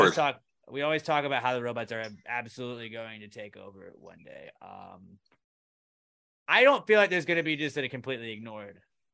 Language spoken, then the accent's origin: English; Houston, Texas, United States; It's H-Town. I say H-Town. But I also say I'm from